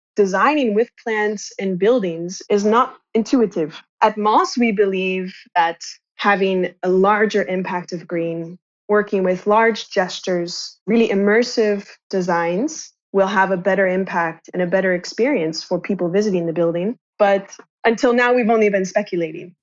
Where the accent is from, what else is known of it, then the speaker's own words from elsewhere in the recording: Kansas, United States; moved away as an adult; also born or lived in Shanghai; I'm originally from a suburban town in the United States, I'm from Kansas